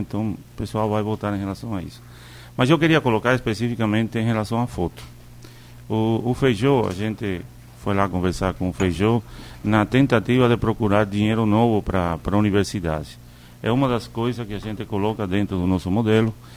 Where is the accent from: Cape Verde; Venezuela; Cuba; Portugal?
Cuba; now in Brazil; eu sou cubano? Sou. Eu não nego para ninguém que eu sou cubano. Mas eu também escolhi o Brasil para morar.